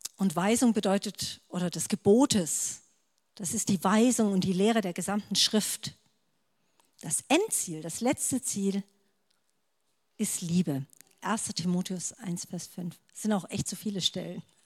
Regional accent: Stuttgart area, Baden-Württemberg, Germany; ich komme aus dem Stuttgarter Raum

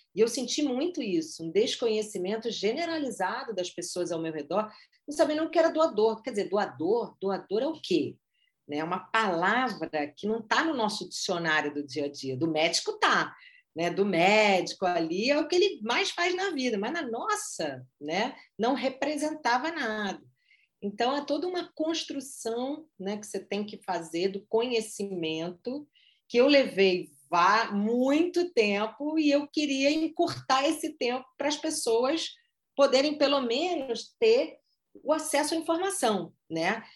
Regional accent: Rio de Janeiro, Brazil; sou carioca

